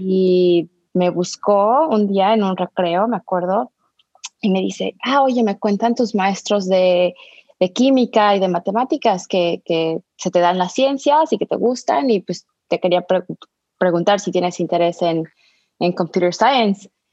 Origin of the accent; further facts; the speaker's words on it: Mexico City, Mexico; moved away; crecí en la Ciudad de México